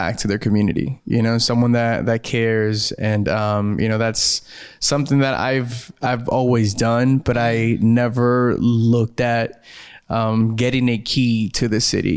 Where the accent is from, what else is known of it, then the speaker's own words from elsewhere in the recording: South Gate, California, United States; my hometown of Southgate